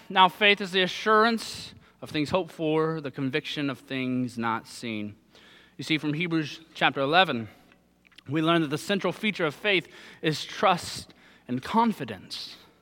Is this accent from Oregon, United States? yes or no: no; Southern Ohio, United States; moved away; I'm from Southern Ohio